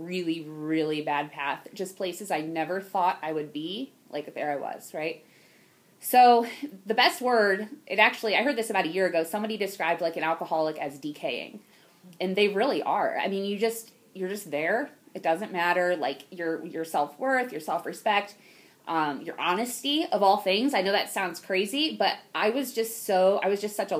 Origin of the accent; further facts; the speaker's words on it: Ohio, United States; also born or lived in Houston, Texas; I was born in Houston, Texas, but I've definitely lived in Ohio my whole life.